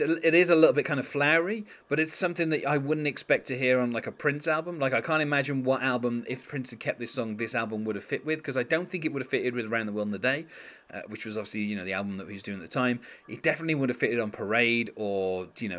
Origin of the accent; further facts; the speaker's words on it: United Kingdom; as a Brit, that's what I'm used to hearing